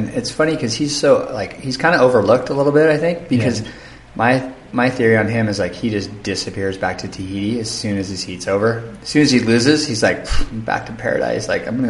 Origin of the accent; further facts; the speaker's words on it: Santa Barbara, California, United States; moved away as an adult; It's basically I grew up in Santa Barbara in California. And when I was in my early 20s, I moved to the North Shore